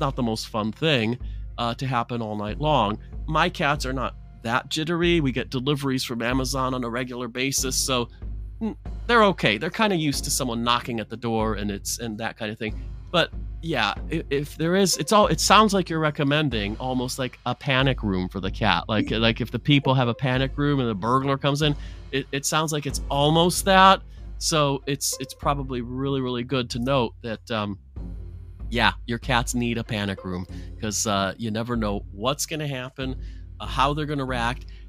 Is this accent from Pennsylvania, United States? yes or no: no; Detroit, Michigan, United States; growing up in Detroit as a naughty kid